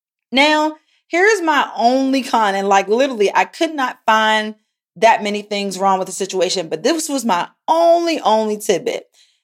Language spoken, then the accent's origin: English; Baltimore, Maryland, United States; accent: Baltimore; excuse my Baltimore accent